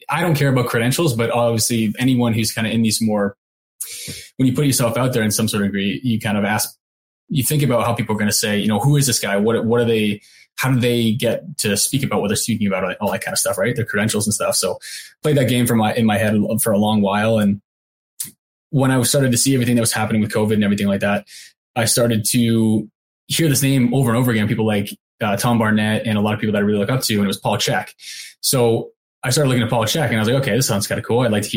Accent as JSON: {"language": "English", "country": "Canada", "tie": "born or raised there", "said": "I went back home to Canada"}